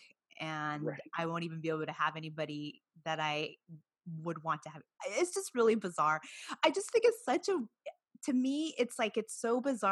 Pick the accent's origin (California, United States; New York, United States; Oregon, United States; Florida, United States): California, United States; Watsonville; where I'm from Watsonville, the Santa Cruz County Fair